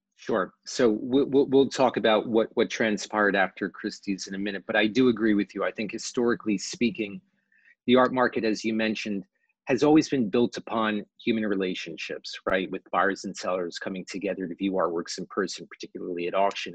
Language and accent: English; New York City, New York, United States; born and raised in New York City